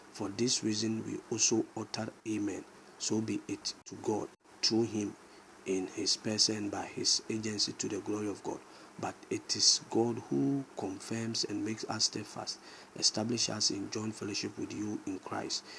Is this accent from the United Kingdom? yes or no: no; Ghana; I'm a Ghanaian